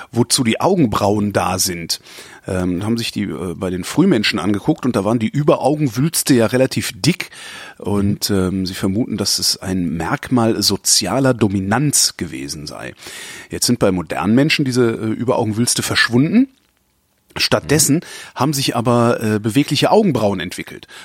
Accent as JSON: {"language": "German", "town": "Cologne", "region": "North Rhine-Westphalia", "country": "Germany", "said": "da, wo ich herkomme, also ja. Köln"}